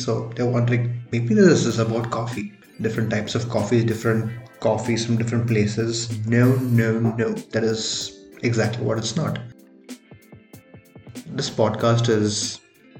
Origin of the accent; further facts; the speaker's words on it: India; first language Tamil; English is a second language; He covers content primarily Tamil, and that being my mother tongue, and it really connected with me